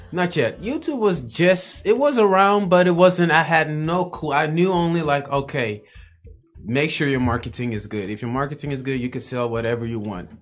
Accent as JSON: {"language": "English", "town": "Amsterdam", "region": "North Holland", "country": "Netherlands", "tie": "born or raised there", "said": "Born in Amsterdam, born and raised in Amsterdam"}